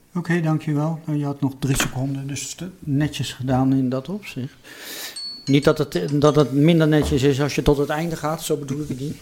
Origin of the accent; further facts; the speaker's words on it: The Hague, South Holland, Netherlands; ik ben geboren en getogen Hagenaar